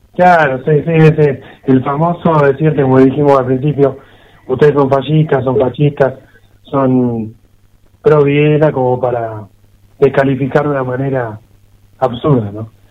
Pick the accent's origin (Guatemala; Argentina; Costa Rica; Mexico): Argentina; somos argentinos, somos argentinos, viviremos en Argentina